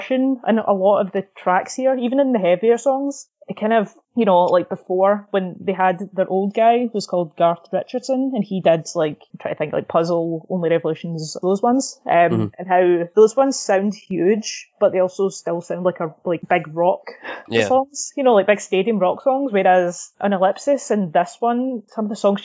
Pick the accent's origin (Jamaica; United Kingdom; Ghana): United Kingdom; Scotland; we can both say this because we're Scottish